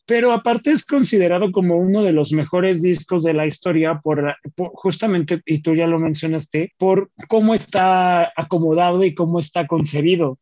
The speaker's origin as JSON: {"language": "Spanish", "country": "Mexico", "also_born_or_lived": "northern Mexico (Ciudad Juárez)", "said": "como buena familia mexicana"}